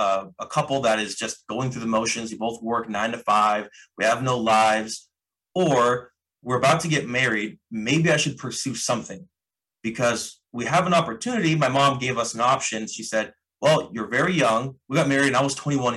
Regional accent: the Northwest, Pacific Northwest, United States; I had just got my job with my tech degree in downtown Seattle because I'm from the Northwest.

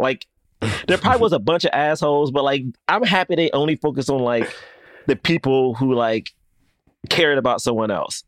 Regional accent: New York, United States; I'm from New York.

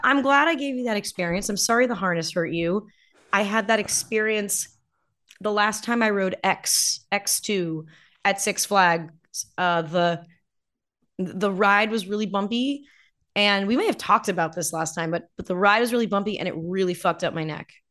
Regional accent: Southern California, United States; I grew up in Southern California

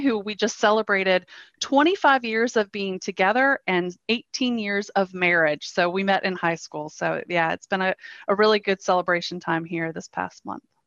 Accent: North Carolina, United States; moved away as an adult; also born or lived in Denmark; now in Copenhagen, Denmark; I am living in Denmark. I have been in Denmark for the past four years. Prior to that, I was in North Carolina, uh, born and raised in North Carolina.

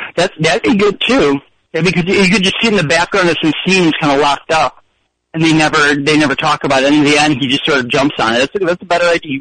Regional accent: Elgin, Illinois, United States; I'm from the suburbs

